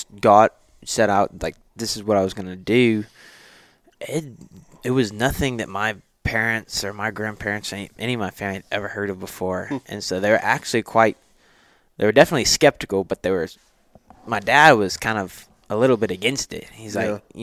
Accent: Nacogdoches, Texas, United States; I was born and raised in Nacogdoches, so I stayed in my hometown for college

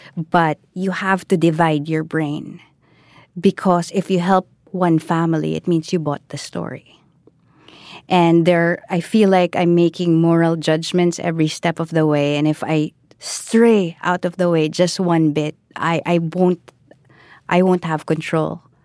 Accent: Philippines; I am Filipino

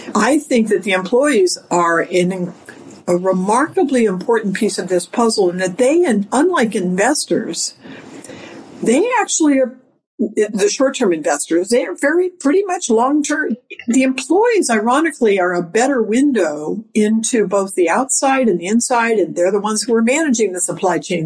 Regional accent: California, United States; moved away as an adult; now in New York City, United States; I live in New York City, but I grew up in California

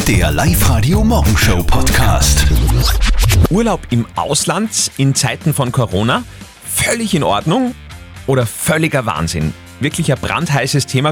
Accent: Upper Austria, Austria; bei uns in Oberösterreich

